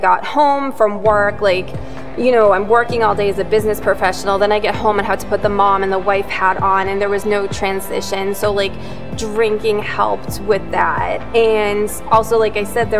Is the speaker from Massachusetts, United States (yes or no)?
yes; Yarmouth, Massachusetts, United States; also born or lived in Mashpee, Massachusetts; I'm originally from Yarmouth, but I live in Mashpee now